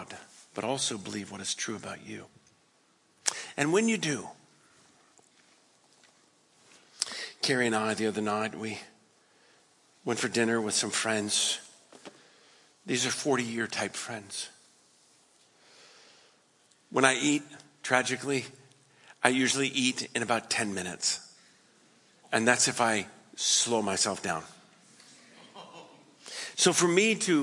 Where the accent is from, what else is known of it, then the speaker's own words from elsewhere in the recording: West Coast, United States; I'm from the West Coast